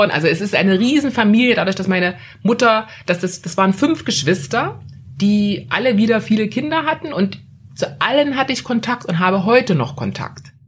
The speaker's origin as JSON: {"language": "German", "region": "East Germany", "country": "Germany", "moved": "yes", "said": "ich bin gerade aus der DDR gekommen, ich habe noch nichts, ich habe keine Papiere."}